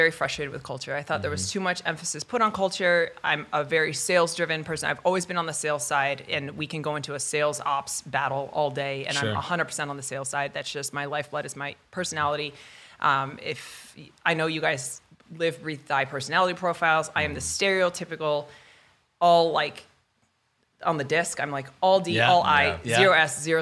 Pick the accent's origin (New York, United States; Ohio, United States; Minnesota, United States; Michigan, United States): New York, United States; upstate; moved away; I'm from the East Coast originally. So I'm from upstate New York